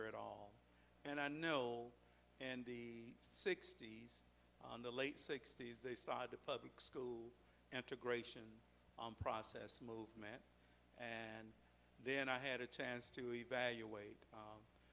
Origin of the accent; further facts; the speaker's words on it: Brooksville, Florida, United States; I was born in Brooksville, Florida, and that's my formation. That's where I came up. That's where I was educated